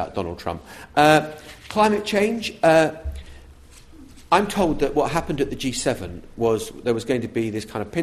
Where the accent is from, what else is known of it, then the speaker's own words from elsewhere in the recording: United Kingdom; as British journalists